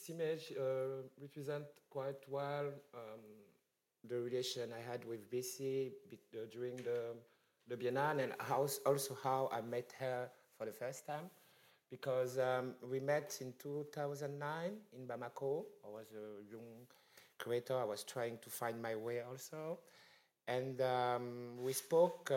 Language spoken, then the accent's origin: English; Cameroon; I came from Cameroon